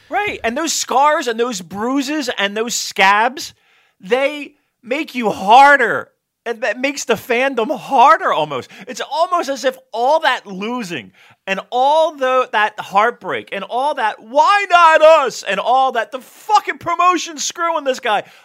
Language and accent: English; United States; I'm American